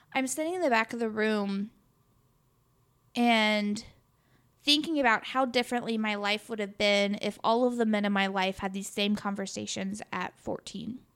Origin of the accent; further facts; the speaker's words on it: Sikeston, Missouri, United States; I came from Sykes to Missouri